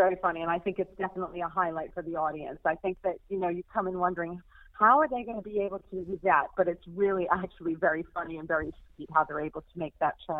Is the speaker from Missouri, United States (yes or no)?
no; near where Kellerman's is set, New York, United States; accent: American twang; moved away as an adult; now in United Kingdom; I was born and raised in not far, actually, from where Kellerman's is set. But I've lived in the UK now for 24 years. I just never lost my twang. And I became a UK citizen 3 years ago. Still, I'm still an American at heart